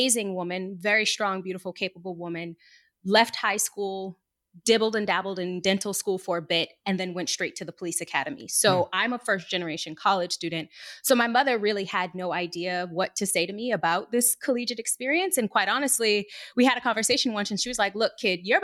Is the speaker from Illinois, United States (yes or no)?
no; Boston, Massachusetts, United States; moved away as an adult; also born or lived in Arlington, Massachusetts; I'm born and raised in Boston. This is my city. This is where I'm from